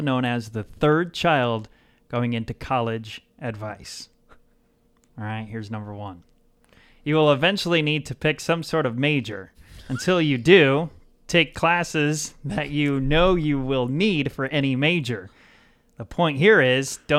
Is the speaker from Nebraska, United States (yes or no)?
yes; Howells, Nebraska, United States; also born or lived in West Point, Nebraska; I was born in West Point, Nebraska. My family, mom and dad, had a little farm out in the country near Howells, Nebraska